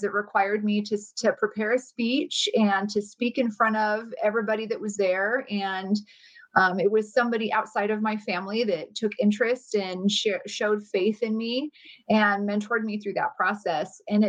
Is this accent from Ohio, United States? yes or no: no; Phoenix, Arizona, United States; also born or lived in Riverton, Wyoming; I lived there until my family moved here to Phoenix, Arizona. I was about to turn 7